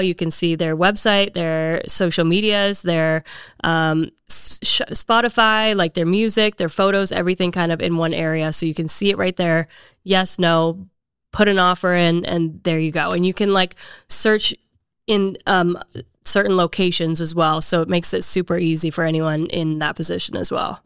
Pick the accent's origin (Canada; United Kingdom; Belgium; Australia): Canada; now in Nashville, United States; I am originally from Canada, moved here ten years ago